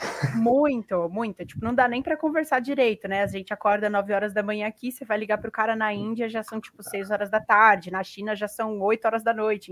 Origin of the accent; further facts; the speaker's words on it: Brazil; eu sou do Brasil